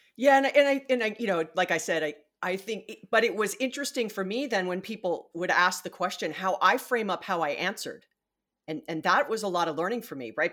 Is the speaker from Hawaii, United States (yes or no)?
yes; Hawaii, United States; I was born and raised in Hawaii.